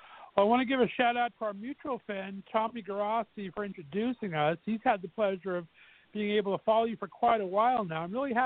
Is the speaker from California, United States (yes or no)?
yes; Southern California, United States; now in Northeast Ohio, United States; I'm originally from Southern California, been banished here to Northeast Ohio.